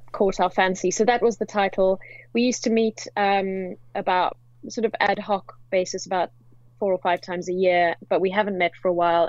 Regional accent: South Africa; moved away as an adult; now in London, United Kingdom; I hail from South Africa.

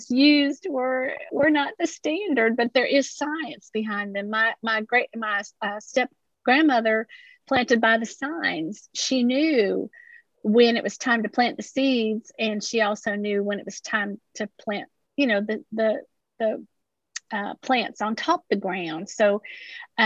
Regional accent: Appalachia, United States; I grew up that way, swimming in the creeks.

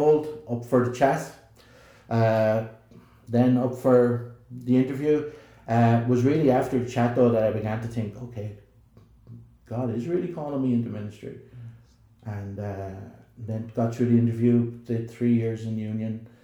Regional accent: Ireland; accent: southern; moved away as an adult; also born or lived in Belfast, Northern Ireland; here's someone from the south on the Donegal Road

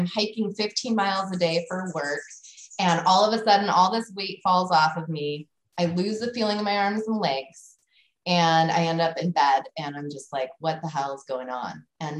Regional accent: West Coast, United States; I'm from the West Coast. Like Lyme disease, where's that coming from?

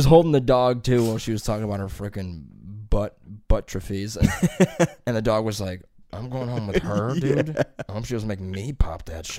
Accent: Columbus, Ohio, United States; I'm also from Columbus, you know.

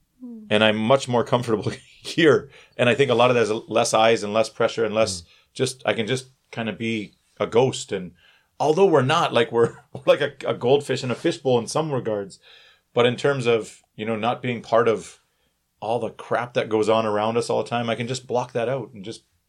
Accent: Canada; Like for me, I'm Canadian and Italian, but that Italian doesn't play into Korea at all.

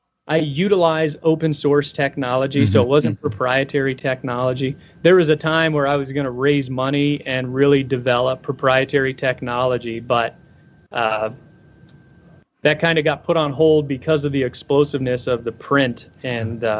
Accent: Florida, United States; grew up in Florida

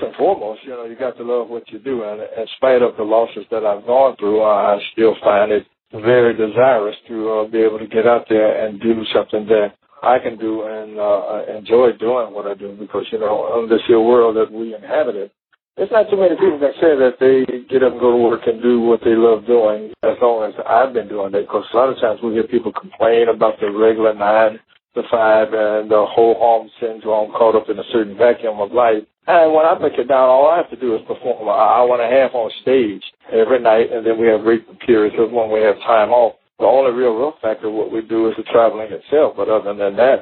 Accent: Detroit, Michigan, United States; also born or lived in Texas; I was born in Texas and moved to Detroit when I was about 11 or 12 years old

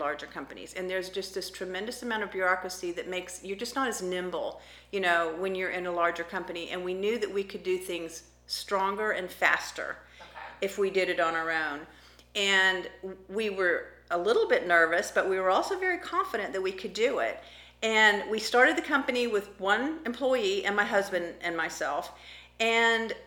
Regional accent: Florida, United States; also born or lived in Kodiak Island, Alaska; I was born in Alaska, but grew up in Florida.

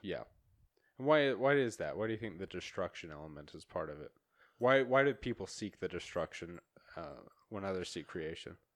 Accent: near Ammon, Idaho, United States; moved away; I was fifteen minutes from there. That's where I grew up.

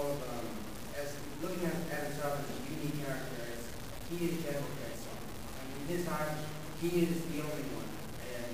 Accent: New Zealand; I was also in New Zealand because I'm a native Maori

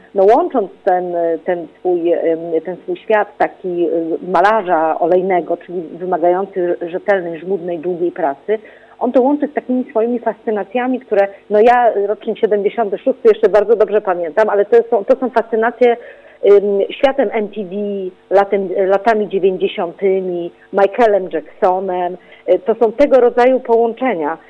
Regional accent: Poznań, Greater Poland, Poland; ja też jestem z Poznania

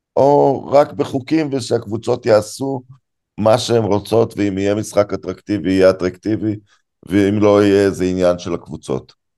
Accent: Israel; אני נולדתי בארץ

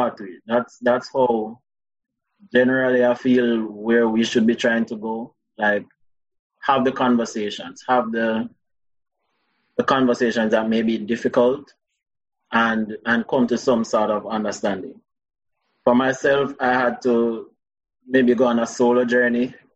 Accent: Spanish Town, Saint Catherine, Jamaica; I'm from Spanish Town. I went to San Diego High School.

